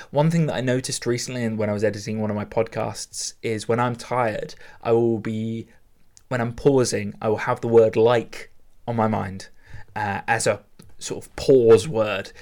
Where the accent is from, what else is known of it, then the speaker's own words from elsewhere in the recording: United Kingdom; very British of me